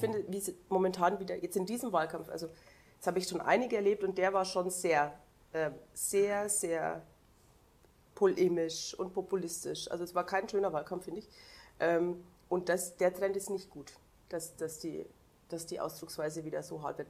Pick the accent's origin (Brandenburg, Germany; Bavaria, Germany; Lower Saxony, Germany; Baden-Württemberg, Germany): Bavaria, Germany; Upper Palatinate; ich komme zum Beispiel aus dem Dorf in der Oberpfalz